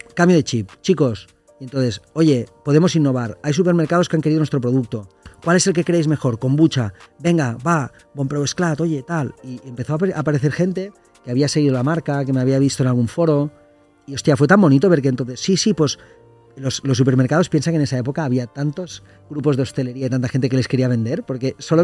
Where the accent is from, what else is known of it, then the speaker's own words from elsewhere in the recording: Lleida, Catalonia, Spain; nosotros somos de Lleida, que es una ciudad una hora y media de Barcelona